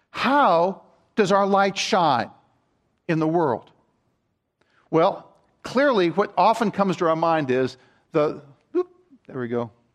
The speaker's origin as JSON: {"language": "English", "region": "Maryland", "country": "United States", "tie": "born or raised there", "said": "I grew up in Maryland"}